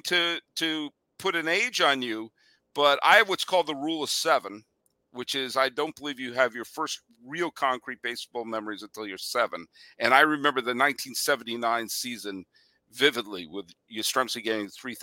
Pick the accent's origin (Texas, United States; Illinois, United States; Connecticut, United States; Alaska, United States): Connecticut, United States; We're both natives of Connecticut